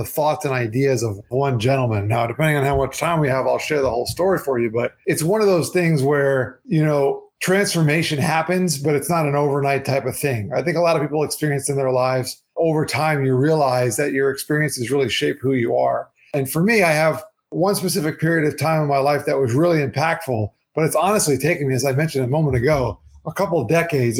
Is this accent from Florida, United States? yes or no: yes; South Florida, United States; also born or lived in New York; growing up, you know, in my town here in South Florida